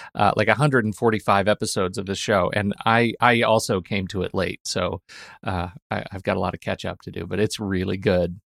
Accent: United States; as an American

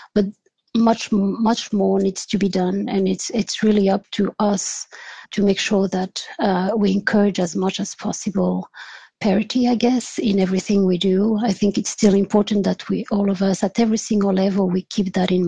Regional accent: France; moved away as an adult; also born or lived in Switzerland / California, United States; now in Belgium; I was born in France. And did my studies there, my undergraduate studies there. But my parents are actually from Portugal

